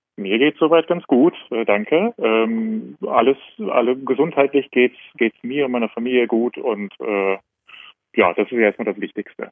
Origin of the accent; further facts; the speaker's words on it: Germany; moved away as an adult; now in Vienna, Austria; ich komme ja aus Deutschland, aber wohne jetzt gerade in Wien